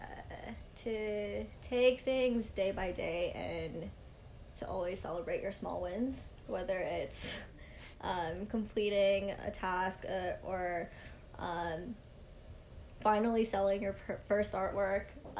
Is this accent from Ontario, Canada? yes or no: yes; Mississauga, Ontario, Canada; also born or lived in St. Catharines; I'm born and raised in Mississauga.